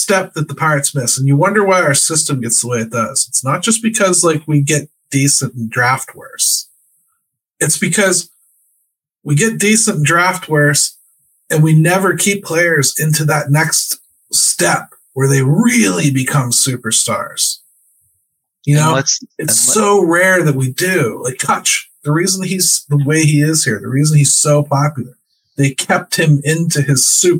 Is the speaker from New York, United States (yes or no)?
no; Pittsburgh, Pennsylvania, United States; We're from Pittsburgh. We travel south, my friend.